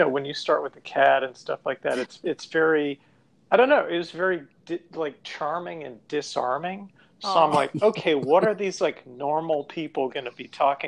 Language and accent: English; Winston-Salem, North Carolina, United States; now in Medford, United States; I'm in near Boston. We're in Medford, which is just northwest of Boston. And when I tell people I'm from Winston-Salem, they're like, oh, like the witches.